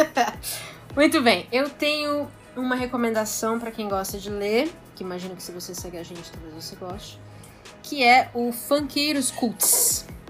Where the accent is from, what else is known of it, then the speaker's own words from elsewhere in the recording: São Paulo, Brazil; eu sou de São Paulo